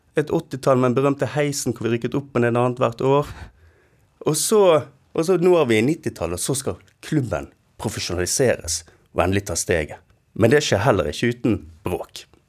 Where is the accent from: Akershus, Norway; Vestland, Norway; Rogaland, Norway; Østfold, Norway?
Vestland, Norway; Bergen; en stolthet og en sånn glede over å tilhøre dette eh, denne sketsjen vi kaller Bergen